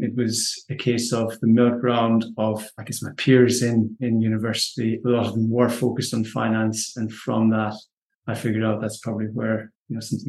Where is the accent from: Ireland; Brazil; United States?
Ireland; southwest of Ireland; I grew up on a small farm in the southwest of Ireland, one of six children.